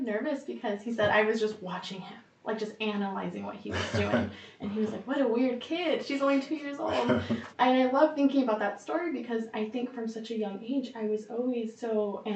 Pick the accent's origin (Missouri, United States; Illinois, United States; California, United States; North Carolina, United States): California, United States; Bakersfield; I am from here, from Bakersfield. I grew up on the east side, and I lived my whole life here on the east